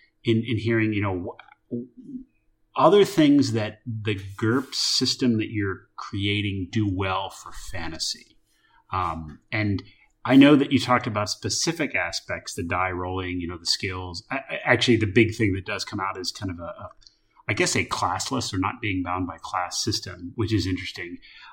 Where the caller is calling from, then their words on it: Solomon Islands; I'm calling in from the Solomon Islands here on work